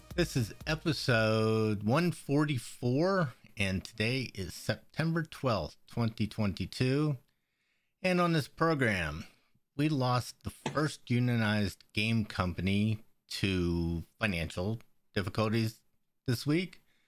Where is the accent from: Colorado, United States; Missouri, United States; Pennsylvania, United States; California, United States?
Pennsylvania, United States; growing up in Pennsylvania